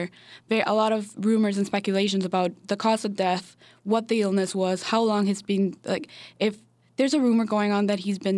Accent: Venezuela; now in United States; my hometown's not, it's kind of far away from the capital

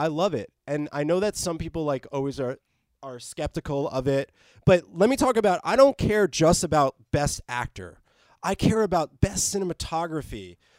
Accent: New Jersey, United States; now in California, United States; I come from New Jersey, so I didn't live in L.A. like Daniel

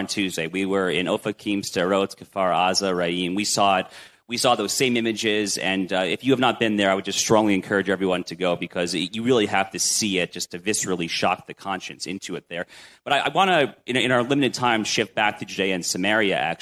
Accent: United States; as the American

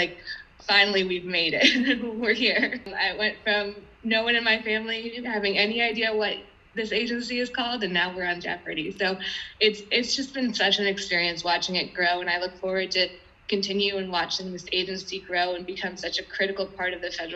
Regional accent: Huntington Woods, Michigan, United States; moved away; I'm originally from Huntington Woods, Michigan. It's a small suburban town outside of Detroit. I grew up with four brothers

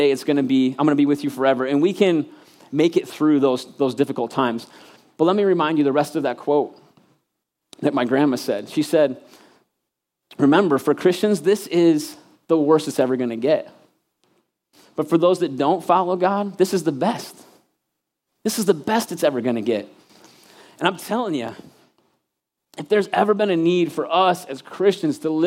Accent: Michigan, United States; moved away as an adult; I was actually back home in Michigan. I'm from Michigan, and I got to preach in my home church, the church I literally, like, was born, and then when I graduated, I left, like, 18-year church

